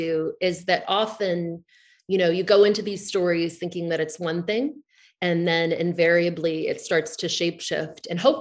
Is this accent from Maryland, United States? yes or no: no; Southern California, United States; moved away as an adult; also born or lived in New York; now in Sag Harbor, United States; I grew up in Southern California, and I came east for college, and I found my people, and I essentially never went back